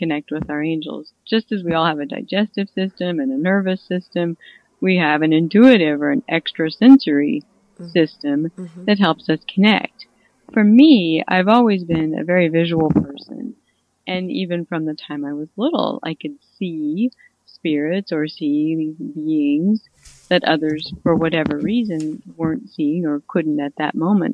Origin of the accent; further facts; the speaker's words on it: Missouri, United States; I'm from Missouri.